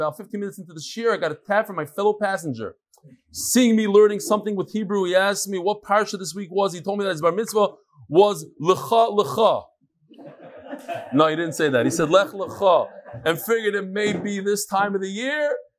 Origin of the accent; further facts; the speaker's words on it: Lincolnwood, Illinois, United States; now in St. Louis, United States; I grew up in Lincolnwood, Illinois. That's where I lived for many, many years.